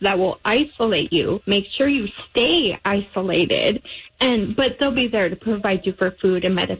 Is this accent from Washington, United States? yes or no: yes; Washington, United States; now in North Dakota, United States; my home state, Washington